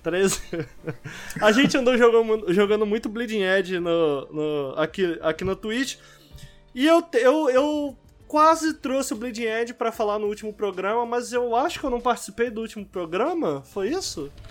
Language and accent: Portuguese; Rio de Janeiro, Brazil; Eu sou carioca, entendeu? Eu sou carioca